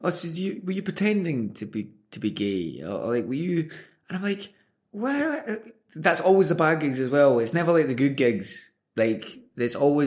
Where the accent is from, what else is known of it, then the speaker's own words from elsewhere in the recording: Glasgow, Scotland, United Kingdom; I grew up in the South Side of Glasgow